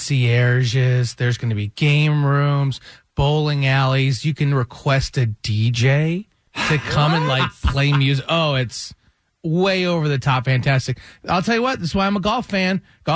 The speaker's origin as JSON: {"language": "English", "region": "Michigan", "country": "United States", "tie": "born or raised there", "moved": "yes", "said": "where I grew up in Michigan."}